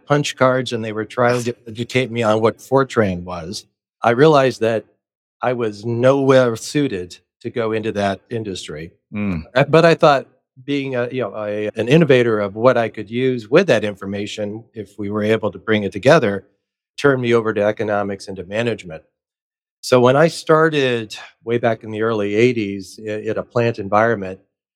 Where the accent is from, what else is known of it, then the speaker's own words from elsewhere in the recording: Northeast Ohio, United States; moved away; Scottish descent and growing up in Northeast Ohio as a child